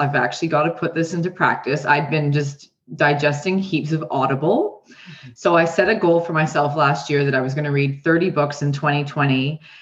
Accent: Canada; accent: twang; moved away as an adult; now in New Zealand; So I was raised in Canada. And I've been in New Zealand now for 14 years

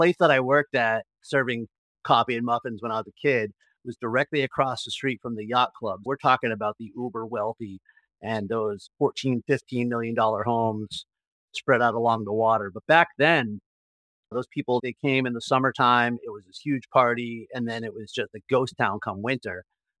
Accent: Martha's Vineyard, Massachusetts, United States; also born or lived in Springfield, Massachusetts; I am originally from Martha's Vineyard. I was born and raised an Islander. So I grew up in Massachusetts, and I went to the University of Massachusetts, where I studied legal studies and history

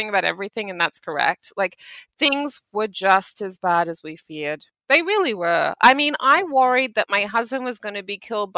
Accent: Australia; I grew up in Australia in the 1990s.

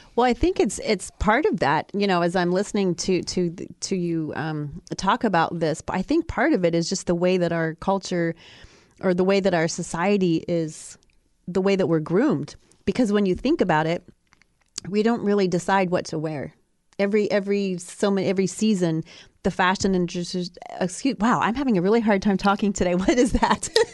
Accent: Ohio, United States; I grew up in Ohio

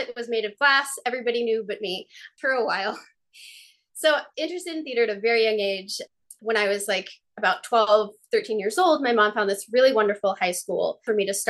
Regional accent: near Boston, Massachusetts, United States; I grew up near Boston

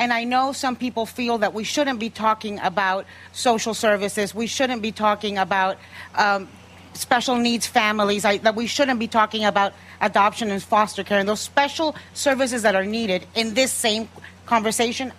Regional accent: United States; I'm American

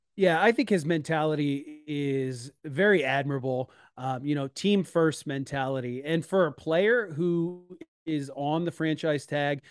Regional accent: Northeast, United States; now in Iowa, United States; I'm originally actually from the Northeast as well

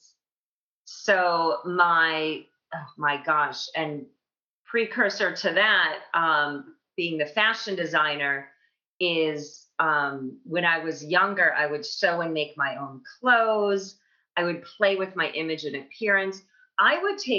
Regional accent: Libertyville, Illinois, United States; moved away as an adult; also born or lived in Madison, Wisconsin / New York City; I grew up outside Chicago, the northwest suburbs of Chicago in Libertyville

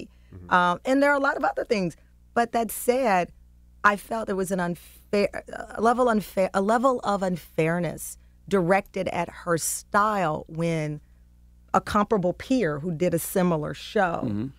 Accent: Texas, United States; now in New York, United States; So I'm a reporter from Texas. It was my job to learn New York.

